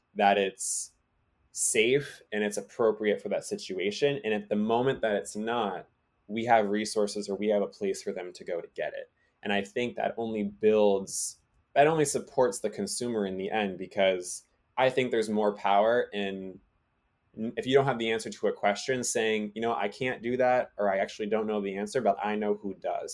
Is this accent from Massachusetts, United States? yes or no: yes; Massachusetts, United States; growing up in Massachusetts